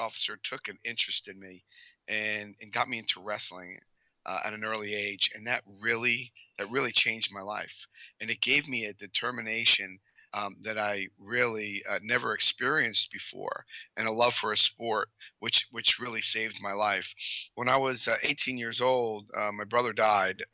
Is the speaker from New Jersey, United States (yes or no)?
yes; Paterson, New Jersey, United States; I grew up outside of Paterson, New Jersey.